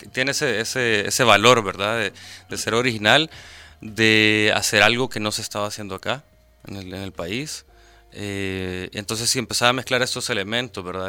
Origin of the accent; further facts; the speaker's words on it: San Salvador, El Salvador; yo soy capitalino